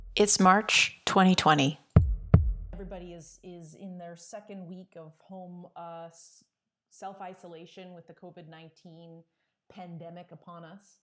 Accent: Toronto, Ontario, Canada; I was kind of from the Toronto area

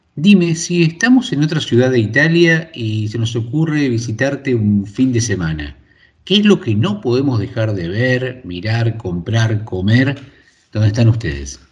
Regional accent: Argentina; moved away; yo vengo de Argentina

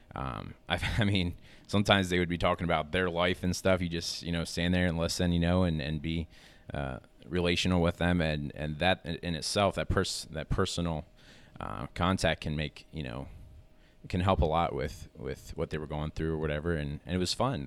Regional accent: Lancaster, Pennsylvania, United States; I'm from Lancaster, Pennsylvania

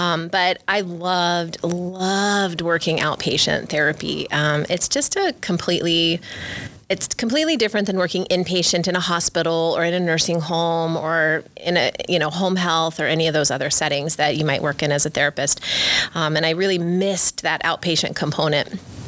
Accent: Wyoming, United States; also born or lived in San Diego, California; And so I consider myself a Wyoming girl also, because we spent every single summer coming back and spending it in Worland and tent sleep.

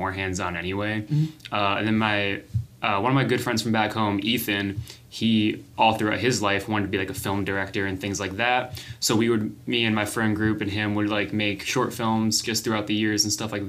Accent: North Carolina, United States; moved away; I'm originally from North Carolina

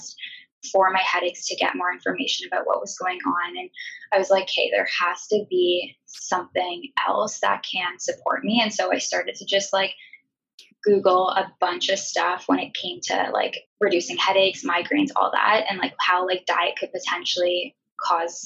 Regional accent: Ontario, Canada; now in Vancouver, Canada; I am currently living in Vancouver, BC with my boyfriend. We're from Ontario

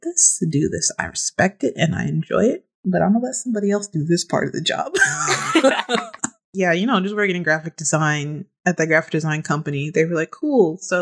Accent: Chicago, Illinois, United States; moved away as an adult; now in Los Angeles, United States; I'm a Chicago native. Went to school in Chicago

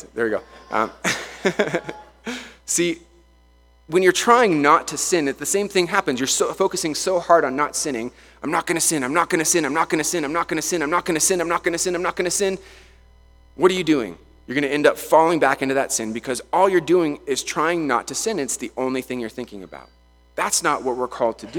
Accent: Vail, Colorado, United States; I grew up in Vail, so I skied, I snowboarded my whole life

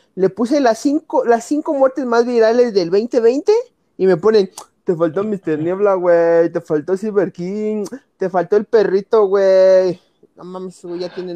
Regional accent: Mexico; somos mexicanos

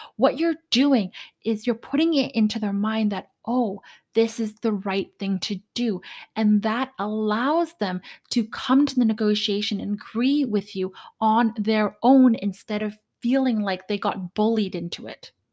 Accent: Canada; I'm Canadian

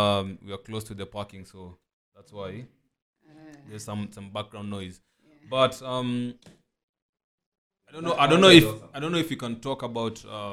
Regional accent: Nairobi, Kenya; moved away as an adult; also born or lived in Turkana; now in Lodwar, Kenya; a lot of my upbringing was in Nairobi. Like me and William say, I grew up in Langata

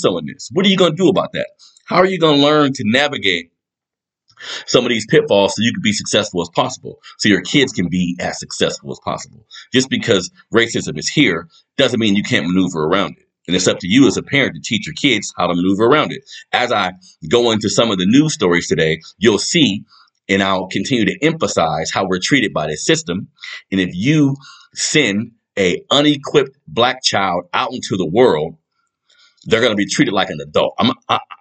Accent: United States; We are American

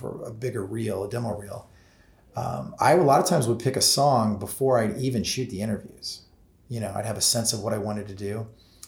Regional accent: Alton, Illinois, United States; I grew up in Alton, which was where Michael was based

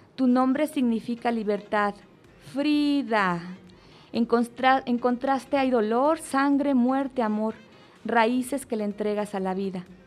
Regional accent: Mexico; yo como mexicana

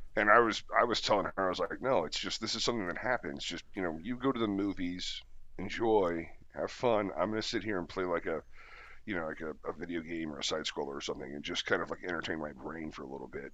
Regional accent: United States; as an American

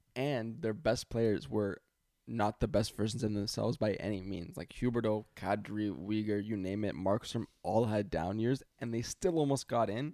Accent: Toronto, Ontario, Canada; I'm from Toronto

